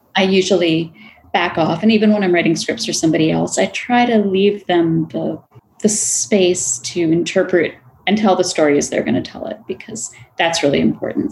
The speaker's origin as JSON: {"language": "English", "region": "Florida", "country": "United States", "tie": "born or raised there", "said": "I grew up in Florida"}